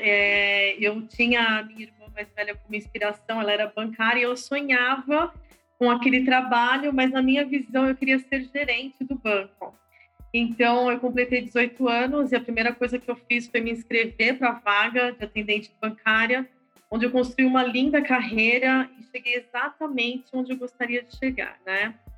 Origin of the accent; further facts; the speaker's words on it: São Paulo, Brazil; Eu sou nascida em São Paulo, no bairro do Ipiranga